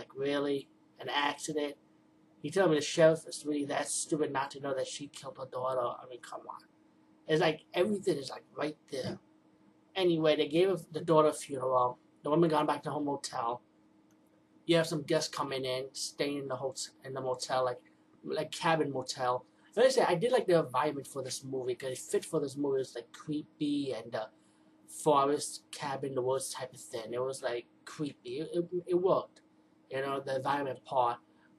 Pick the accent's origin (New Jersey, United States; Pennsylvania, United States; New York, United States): New York, United States; Bronx; I'm from the Bronx, trust me, I see a lot of crazy people, especially crazy old women looking like this.